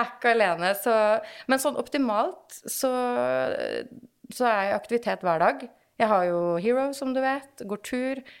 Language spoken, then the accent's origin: Norwegian; Kolbotn, Akershus, Norway; now in Åsgårdstrand, Norway; Som du sa, så bor jeg jo i Åsgårdstrand, eh, selv om jeg er fra Kolbotn